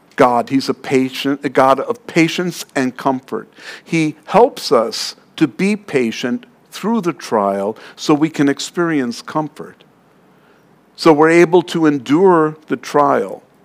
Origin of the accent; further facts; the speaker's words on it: New York City, New York, United States; I'm from Queens.